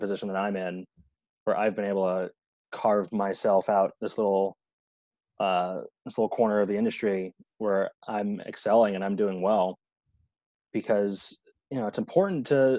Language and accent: English; New York City, New York, United States; I'm just a black guy, but I'm from Park Slope. I was raised in a solidly middle class family